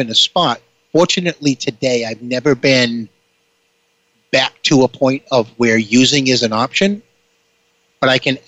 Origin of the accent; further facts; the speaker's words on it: Boston, Massachusetts, United States; I'm ultimately from the Boston area, if you couldn't figure that out by the way that I spoke